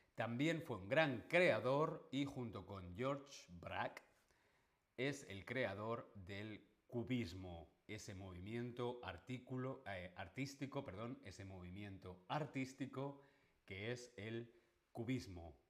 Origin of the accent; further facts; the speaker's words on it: Alcalá de Henares, Community of Madrid, Spain; Yo y Cervantes nacimos en Alcalá de Henares.